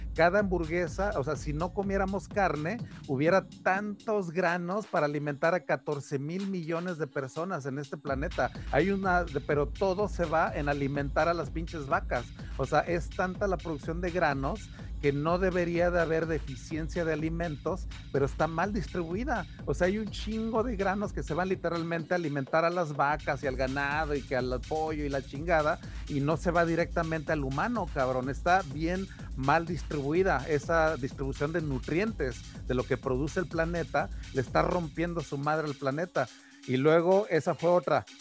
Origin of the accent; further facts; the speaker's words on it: Mexico; a mí como mexicano